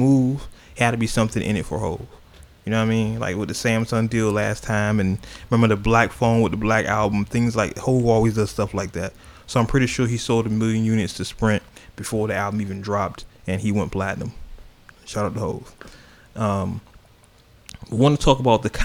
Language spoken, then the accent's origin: English; the Bay Area, California, United States; moved away; I'm from the Bay. Let's not forget. I know I've been here long as fuck, but I'm still from the Bay.